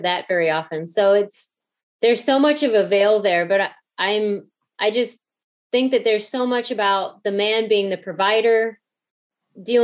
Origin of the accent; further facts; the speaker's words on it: outside of St. Louis, Southern Illinois, United States; I grew up outside of St. Louis